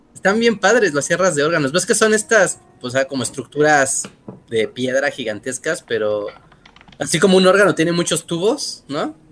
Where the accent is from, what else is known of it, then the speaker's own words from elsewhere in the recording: Mexico; aquí en México